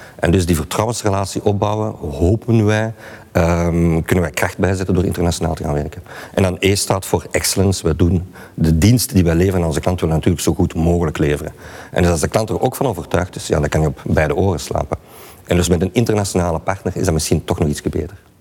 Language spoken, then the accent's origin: Dutch; Belgium; wij als Belgen